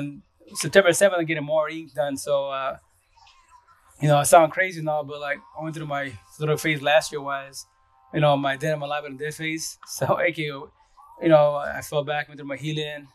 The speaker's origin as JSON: {"language": "English", "area": "Yakima Valley", "region": "eastern Washington", "country": "United States", "tie": "born or raised there", "also_born_or_lived": "Seattle, Washington", "said": "I'm from East of Washington, Yakima Valley, which is 3 hours east from Seattle itself. But I was born and raised here"}